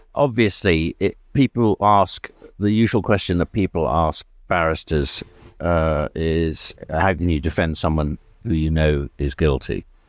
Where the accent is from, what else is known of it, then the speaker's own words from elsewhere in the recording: South Wales, United Kingdom; moved away; also born or lived in England; I was born in England, moved when I was quite young to Wales. My father was a teacher in an international school in South Wales